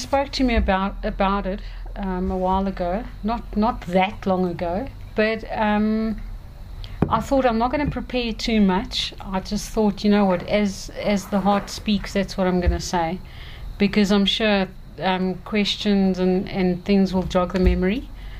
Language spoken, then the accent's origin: English; South Africa; I would consider myself South African, but my roots, my inheritance, my traditional inheritance, I would say I'm Greek. Yeah, I would say I'm Greek. I really value my culture, my Greek culture.